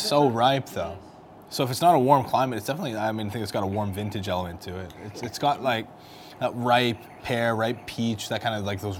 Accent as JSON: {"language": "English", "country": "Canada", "said": "I'm Canadian"}